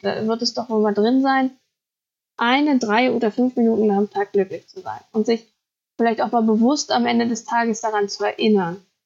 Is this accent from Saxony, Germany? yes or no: no; Thuringia, Germany; ich komme aus Thüringen, ich wohne auch immer noch in Thüringen